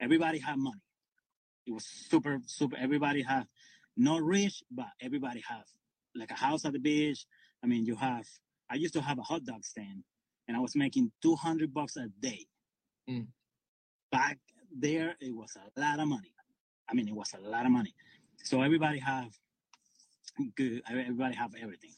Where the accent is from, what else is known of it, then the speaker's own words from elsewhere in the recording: Venezuela; moved away as an adult; now in United States; I'm from Venezuela. I came 21 years ago.